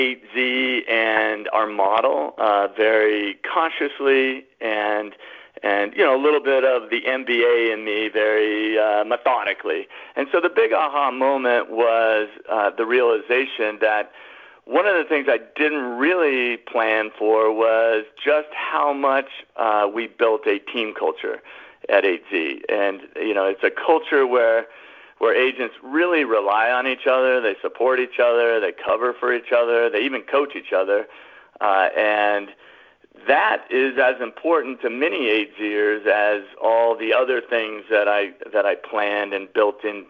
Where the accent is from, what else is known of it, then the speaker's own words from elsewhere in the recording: Colorado, United States; moved away as an adult; I moved back to my home state of Colorado